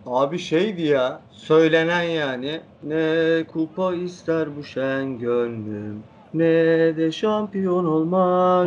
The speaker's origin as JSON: {"language": "Turkish", "area": "Fenerbahçe", "region": "Istanbul", "country": "Turkey", "tie": "born or raised there", "said": "Fenerbahçe'de oturuyoruz."}